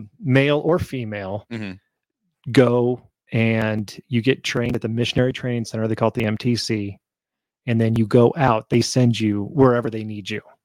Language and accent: English; Denver, Colorado, United States; also born or lived in Fruita, Colorado; the summer of my senior year, we moved from the Denver area out to Fruita.